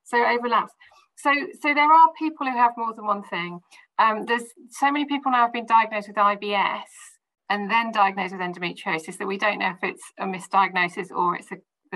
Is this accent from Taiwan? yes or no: no; Midlands, United Kingdom; where I grew up in the Midlands